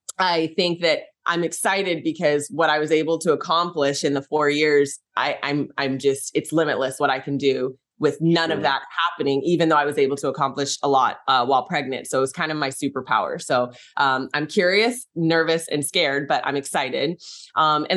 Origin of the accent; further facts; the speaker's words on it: San Francisco Bay Area, California, United States; I'm from San Francisco Bay Area